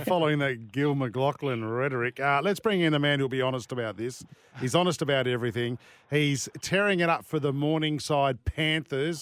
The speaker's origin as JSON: {"language": "English", "region": "New South Wales", "country": "Australia", "moved": "yes", "said": "I'm from New South Wales originally"}